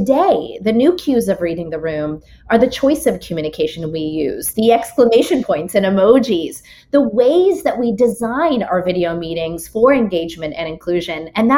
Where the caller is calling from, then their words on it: Long Island, New York, United States; I am calling in from Long Island, where my constant life right now is traveling, being in New York and in other cities